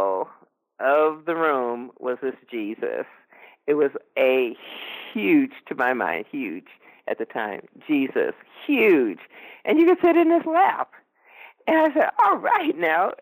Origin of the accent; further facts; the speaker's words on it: Los Angeles, California, United States; I was raised in Los Angeles